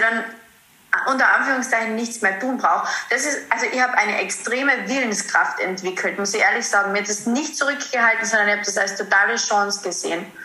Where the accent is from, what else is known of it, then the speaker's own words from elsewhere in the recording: Carinthia, Austria; ich komme aus Kärnten, aus Österreich, deswegen auch immer ein bisschen so beim Dialekt in den Podcast